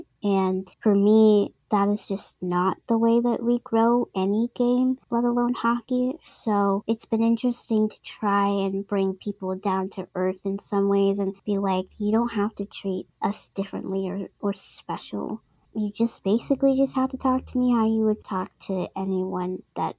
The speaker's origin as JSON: {"language": "English", "region": "East Coast", "country": "United States", "said": "I'm from the East Coast. I'm gonna tell you straight up if I'm feeling, you know, down or whatever, or if I need help."}